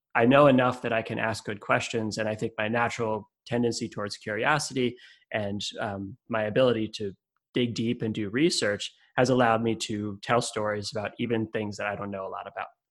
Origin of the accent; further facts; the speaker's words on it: Connecticut, United States; moved away as an adult; also born or lived in California / upstate New York / Vermont / Massachusetts; I lived I live in Connecticut. I grew up in Connecticut, but I've lived in different places in the world in California and upstate New York Vermont and Massachusetts, and even overseas.